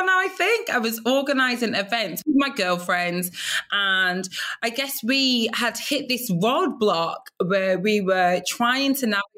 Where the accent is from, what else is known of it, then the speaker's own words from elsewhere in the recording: Blackburn, North West England, United Kingdom; I grew up in Blackburn, Lancashire, the northwest of England, and I grew up there with my Nigerian parents